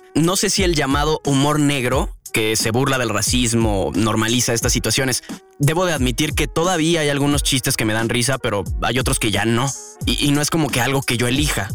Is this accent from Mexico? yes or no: yes; Mexico